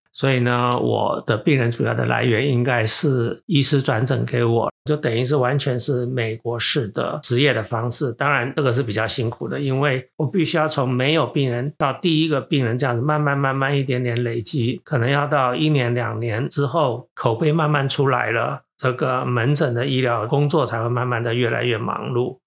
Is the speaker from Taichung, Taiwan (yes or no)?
yes; Taichung, Taiwan; moved away as an adult; also born or lived in Taipei, Taiwan / United States; 我又是从小在台中长大，所以对这边当然是有感情